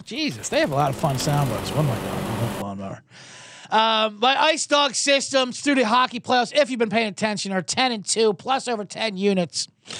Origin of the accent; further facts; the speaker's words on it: United States; But we're American. We don't know hockey.